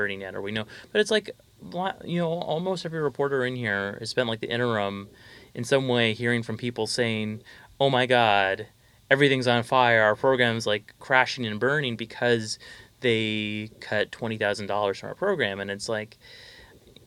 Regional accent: Fairbanks, Alaska, United States; I'm from Fairbanks

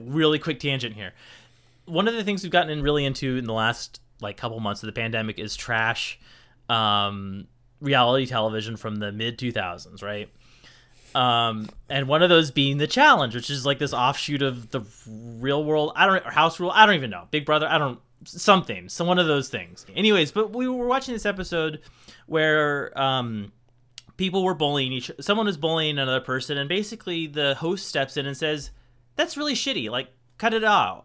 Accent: Portland, Oregon, United States; moved away as an adult; also born or lived in Nebraska; I grew up in Portland

